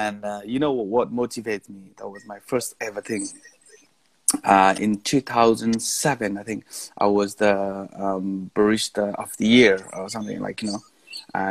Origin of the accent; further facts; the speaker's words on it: Nepal; moved away as an adult; also born or lived in Kuwait; I'm originally from Nepal.